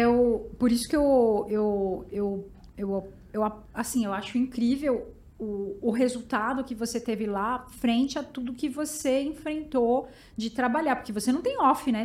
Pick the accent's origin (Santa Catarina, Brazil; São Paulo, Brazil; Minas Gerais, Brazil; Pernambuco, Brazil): São Paulo, Brazil; São Bernardo do Campo; eu sou de São Bernardo